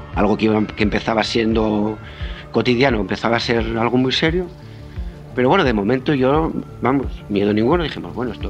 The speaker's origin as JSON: {"language": "Spanish", "region": "Asturias", "country": "Spain", "also_born_or_lived": "Pontevedra", "said": "yo soy asturiano y tengo la familia aquí en Asturias"}